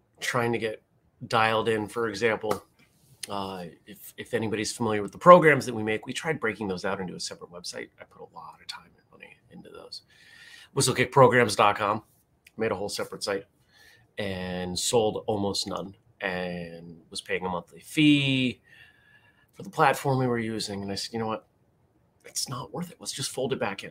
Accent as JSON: {"language": "English", "region": "New England", "country": "United States", "tie": "born or raised there", "said": "growing up in New England"}